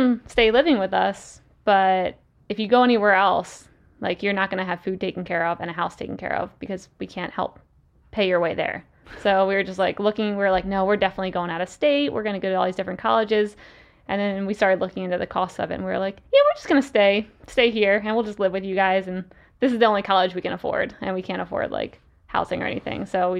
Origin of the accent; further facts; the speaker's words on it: Salisbury, Maryland, United States; The Eastern Shore of Maryland. So the exact almost opposite side of the U.S., like the coast near the beach.